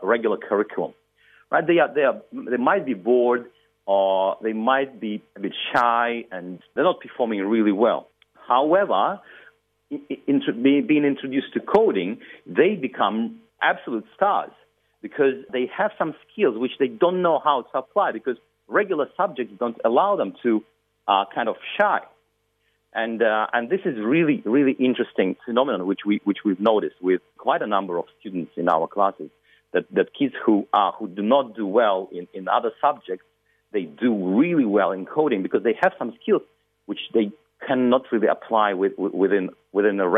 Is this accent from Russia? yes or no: yes; Russia; now in Sydney, Australia; I'm originally from Russia.